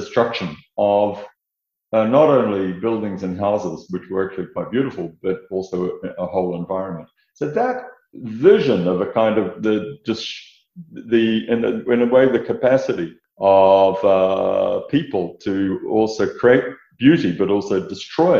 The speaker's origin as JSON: {"language": "English", "country": "New Zealand", "tie": "born or raised there", "moved": "yes", "said": "the background to becoming an architect was really growing up in New Zealand"}